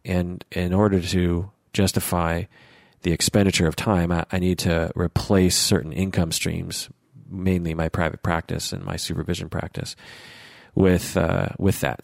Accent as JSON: {"language": "English", "country": "United States", "accent": "American", "said": "my American accent"}